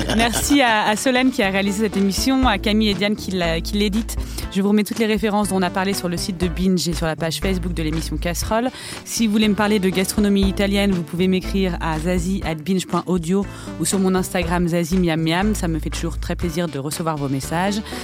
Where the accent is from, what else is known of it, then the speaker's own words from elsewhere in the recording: France; en tant que Français